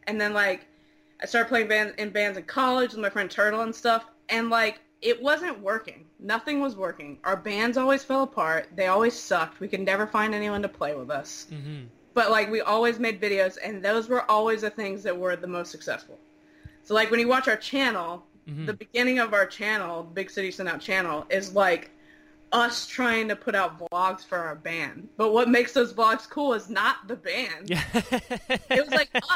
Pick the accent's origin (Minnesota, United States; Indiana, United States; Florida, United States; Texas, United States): Florida, United States; Jacksonville; moved away as an adult; also born or lived in Orlando, Florida; now in Los Angeles, United States; I was born and raised in Jacksonville, and I, like, went to school here.